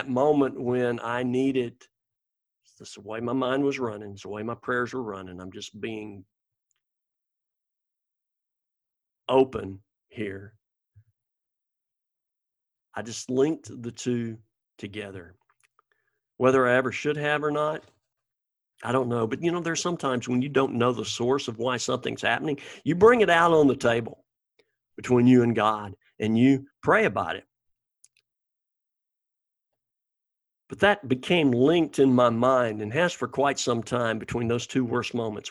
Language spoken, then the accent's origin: English; Alabama, United States; moved away; Alabama, this is my home state